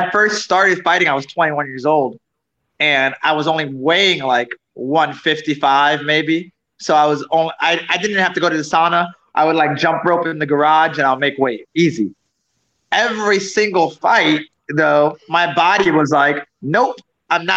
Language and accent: English; South Florida, United States; also born or lived in New York City / Orlando; I was born in New York City, but I didn't live there for too long. A few years, like 4 years. And I lived in South Florida pretty much till I was 18